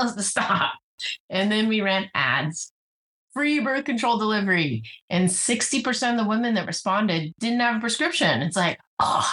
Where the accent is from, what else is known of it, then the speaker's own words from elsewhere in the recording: Bay Area, California, United States; also born or lived in Silicon Valley; I grew up in the Bay Area